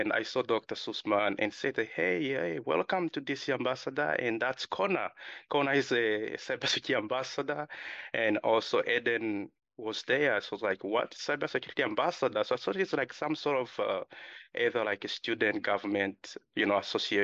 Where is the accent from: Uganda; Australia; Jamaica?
Uganda; moved away; also born or lived in Democratic Republic of the Congo; I was born in Democratic Republic Congo. Then I was raised in Uganda, refugee settlement. Then I moved here in 2016